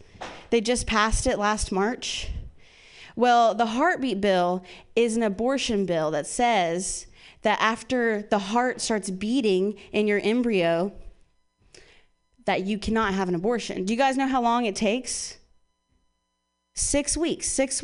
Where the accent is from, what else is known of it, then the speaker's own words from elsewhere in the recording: Midwest, United States; Yeah, I grew up in the Midwest and I have two moms.